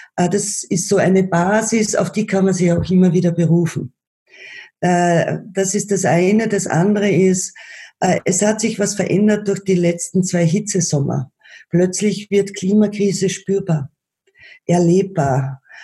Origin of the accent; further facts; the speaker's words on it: Vienna, Austria; bei uns in Wien